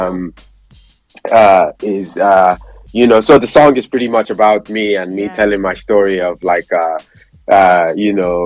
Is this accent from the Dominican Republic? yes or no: no; Nigeria; I'm Nigerian as well